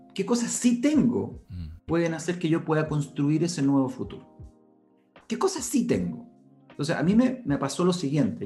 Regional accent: Santiago, Santiago Metropolitan Region, Chile; yo nací acá en Santiago, hijo de un padre español

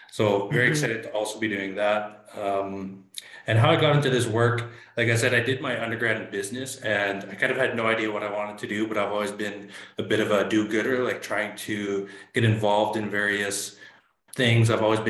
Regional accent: Inuvik, Northwest Territories, Canada; now in Saskatoon, Canada; I'm originally from Inuvik Northwest Territories, homeland of the Gwich’in First Nation. But I've been in Saskatoon for quite some time

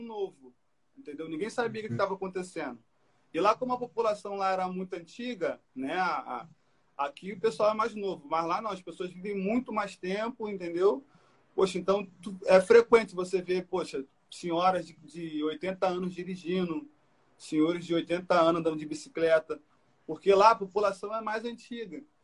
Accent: Brazil; also born or lived in France; chegar no Brasil foi algo, pô, minha terra, meu lugar

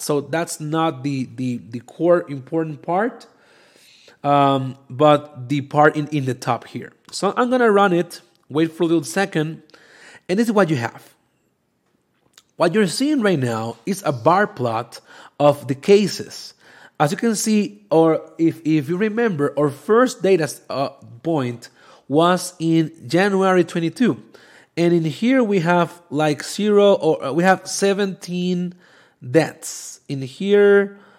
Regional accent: Venezuela; now in Mexico; I'm from Venezuela

